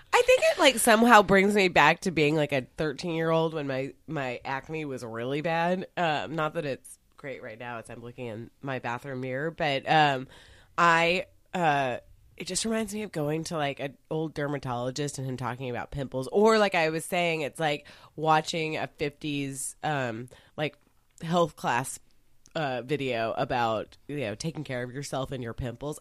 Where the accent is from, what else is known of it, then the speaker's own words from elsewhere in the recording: Dallas, Texas, United States; I was raised in Dallas